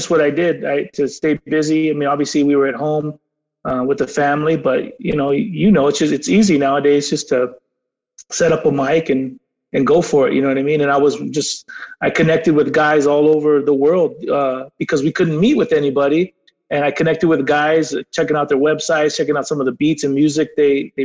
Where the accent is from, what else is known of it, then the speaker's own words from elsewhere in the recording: San Diego, California, United States; we're from San Diego. We're right by the border